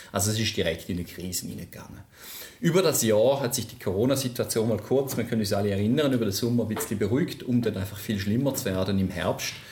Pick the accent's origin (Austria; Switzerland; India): Switzerland; Ich bin, wie man sicherlich gehört, bin ich Schweizer. Ich bin einer der wenigen Pendler, die regelmäßig aus der Schweiz nach Vorarlberg pendelt, von St. Gallen nach